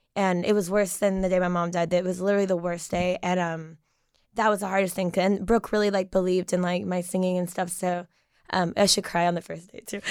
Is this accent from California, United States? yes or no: no; Knoxville, Tennessee, United States; I'm from Knoxville, Tennessee. I lived there my entire life in the same house.